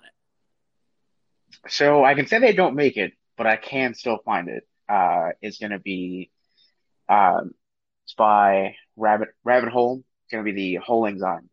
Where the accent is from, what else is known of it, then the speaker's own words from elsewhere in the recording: Maryland, United States; I'm from Maryland